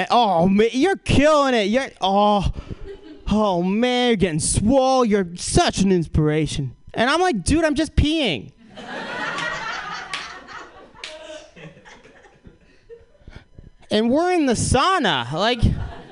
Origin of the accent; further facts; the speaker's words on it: Boston, Massachusetts, United States; I'm from Boston